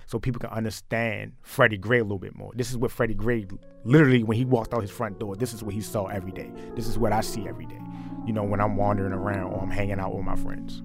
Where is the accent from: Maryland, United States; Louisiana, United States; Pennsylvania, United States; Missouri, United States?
Maryland, United States; Baltimore; growing up in Baltimore